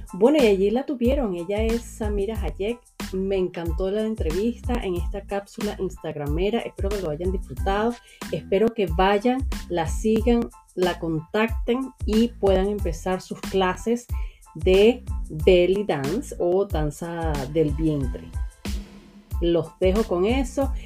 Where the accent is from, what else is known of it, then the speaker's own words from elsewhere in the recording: Caracas, Capital District, Venezuela; Yo soy de Caracas también